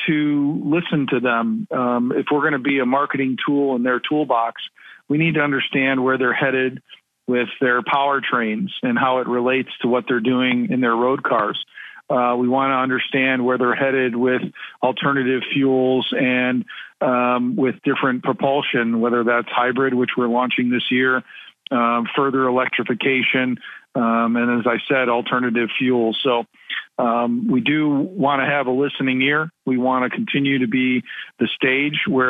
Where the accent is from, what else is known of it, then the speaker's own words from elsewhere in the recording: Midwest, United States; growing up in the Midwest